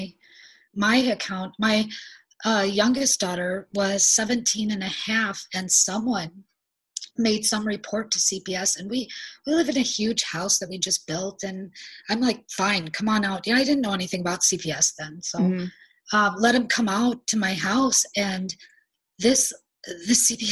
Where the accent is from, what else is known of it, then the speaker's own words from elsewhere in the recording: South Dakota, United States; moved away as an adult; I'm not from the state that I'm in. I was from South Dakota.